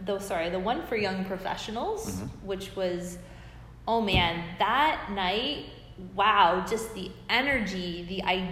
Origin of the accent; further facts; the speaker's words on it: Simcoe, Ontario, Canada; I hope so, my hometown.